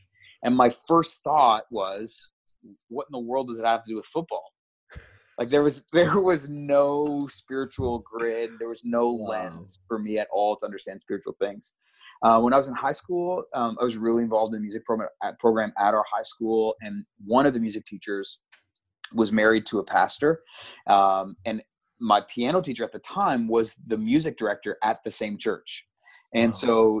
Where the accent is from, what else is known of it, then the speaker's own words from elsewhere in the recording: Ottawa, Ontario, Canada; I grew up in Ottawa